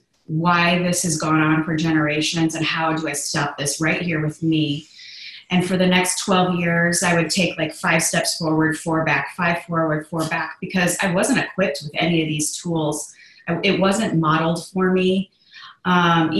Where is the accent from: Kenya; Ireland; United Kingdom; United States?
United States; Chicago, Illinois; I grew up in the Midwest of Chicago, Illinois, and I'm a very strong Irish girl